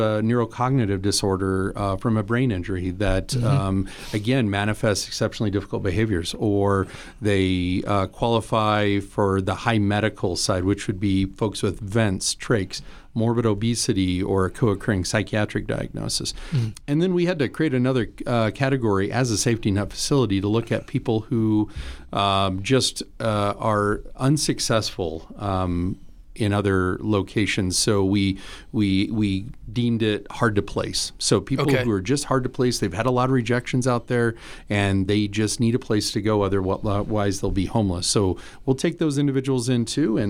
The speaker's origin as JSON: {"language": "English", "area": "Fremont County", "region": "Wyoming", "country": "United States", "tie": "born or raised there", "also_born_or_lived": "eastern US", "moved": "as an adult", "said": "Fremont County native. Happy to be back in my old stomping grounds after 15 years out east."}